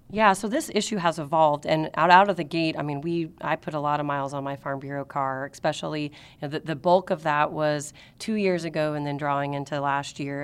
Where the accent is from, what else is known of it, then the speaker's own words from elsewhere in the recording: Marion, Illinois, United States; I was raised in Marion